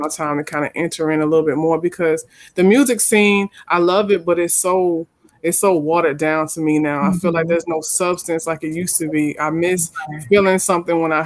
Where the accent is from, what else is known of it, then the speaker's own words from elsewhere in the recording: Norfolk, Virginia, United States; moved away as an adult; now in Texas, United States; I'm from Norfolk, Virginia, born and raised